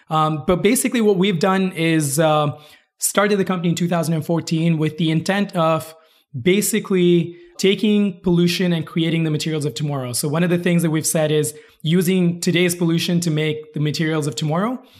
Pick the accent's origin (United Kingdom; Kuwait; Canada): Kuwait; also born or lived in India; so I'm from India originally, uh, moved around a lot. I actually grew up in Kuwait. I moved out there when I was eight.